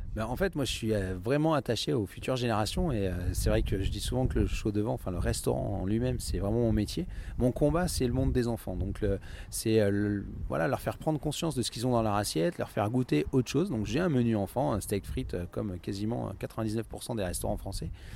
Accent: Limousin, Nouvelle-Aquitaine, France; moved away as an adult; also born or lived in England / Paris; now in Villejuif, France; je suis originaire du Limousin. Euh, j'ai fait mon école hôtelière hein, dans le Limousin

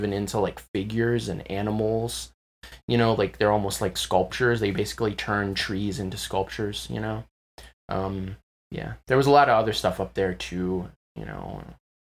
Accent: Glen Arm, Maryland, United States; I'm from Glen Arm. It's a rural area, like roughly 40 minutes away, 40 minutes north of Baltimore City

